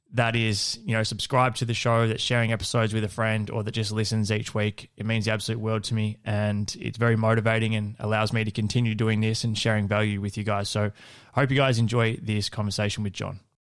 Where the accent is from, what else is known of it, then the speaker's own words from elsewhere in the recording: Country Victoria, Australia; I grew up in Country Victoria, playing, um, playing a heap of sport as a kid